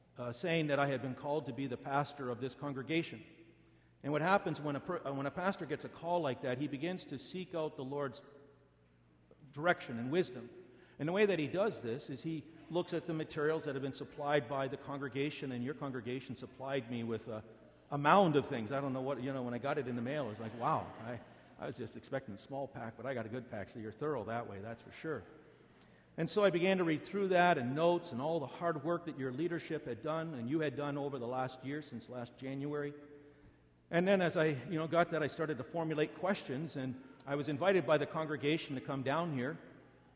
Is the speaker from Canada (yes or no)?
yes; Canada; also born or lived in United States; I'm a Canadian, but I have an American wife